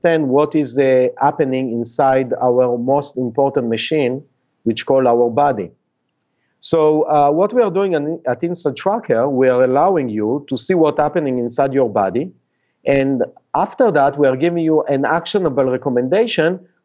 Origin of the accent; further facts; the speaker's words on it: Israel; English is a second language; moved away as an adult; now in United States; you can hear from my accent that I'm not a Native American, and I actually was born and raised in Israel